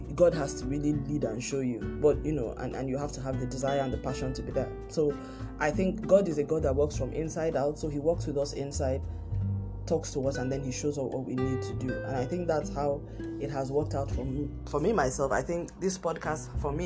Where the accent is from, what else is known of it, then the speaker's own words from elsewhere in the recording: Nigeria; moved away; my home country, Nigeria, we, all of us Christians